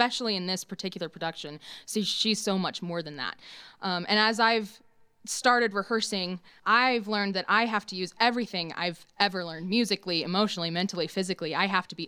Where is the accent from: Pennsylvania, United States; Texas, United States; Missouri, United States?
Missouri, United States; Florissant; I'm from Florissant, Missouri, which is a suburb of St. Louis.